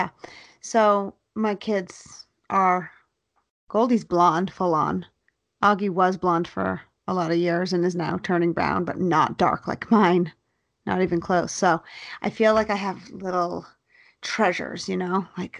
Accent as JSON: {"language": "English", "region": "Florida", "country": "United States", "tie": "born or raised there", "said": "We grew up in Florida."}